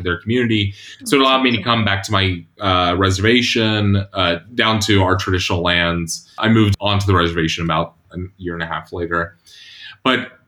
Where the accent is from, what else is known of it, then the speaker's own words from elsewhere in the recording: Catawba Indian Nation, South Carolina, United States; I'm a citizen of Catawba Indian Nation. We call ourselves the people of the river because we've lived along the Catawba River